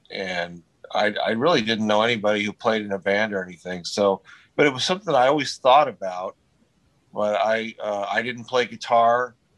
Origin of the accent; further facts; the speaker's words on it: Huntington Beach, California, United States; Yeah, Huntington Beach.